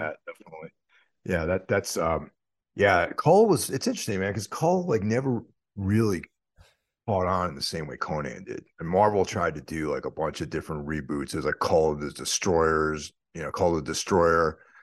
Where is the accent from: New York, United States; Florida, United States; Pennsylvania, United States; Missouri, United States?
New York, United States; Carmel; my hometown, Carmel, New York